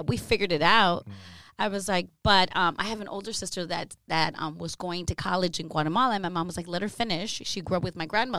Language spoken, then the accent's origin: English; Los Angeles, California, United States; I grew up in Mid-City, in Los Angeles